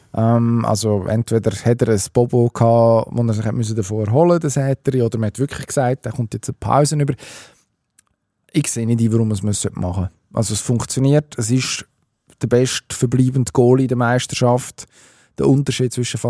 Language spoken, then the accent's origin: German; Switzerland; bei uns in der Schweiz